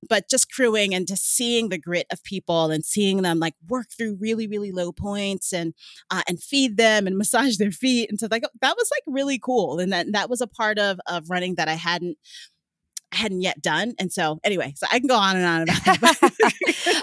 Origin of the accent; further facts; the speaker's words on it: New York City, New York, United States; moved away as an adult; now in Vermont, United States; I grew up in New York City